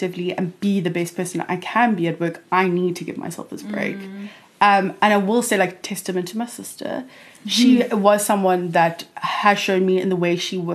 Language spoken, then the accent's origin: English; Cape Town, Western Cape, South Africa; born and bred in Cape Town, Mother City